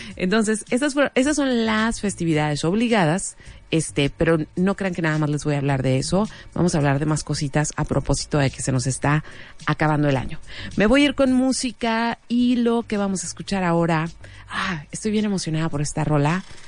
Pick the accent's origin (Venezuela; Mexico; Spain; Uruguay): Mexico